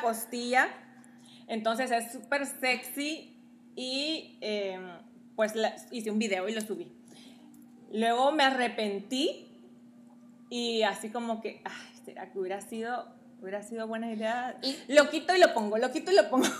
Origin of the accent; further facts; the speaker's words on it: Guatemala City, Guatemala Department, Guatemala; moved away; soy guatemalteca, tengo 33 años